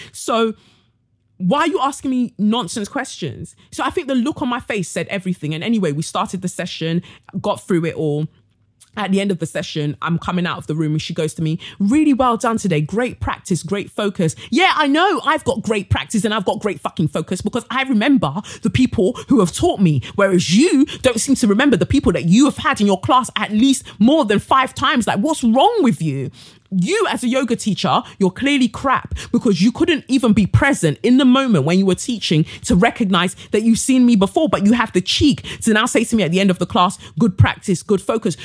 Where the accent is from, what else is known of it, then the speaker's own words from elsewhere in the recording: Nigeria; I'm Nigerian